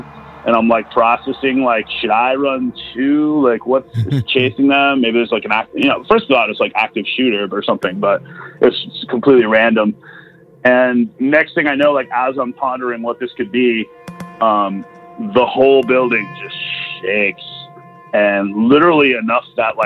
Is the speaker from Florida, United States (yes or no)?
no; Wisconsin, United States; I'm also from Wisconsin